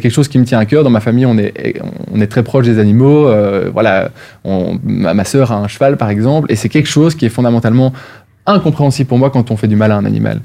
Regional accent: Wallonia, Belgium; en Wallonie, là d'où je viens.

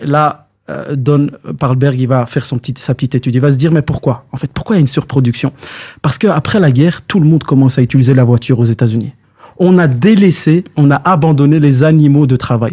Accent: Belgium; chez nous en Belgique

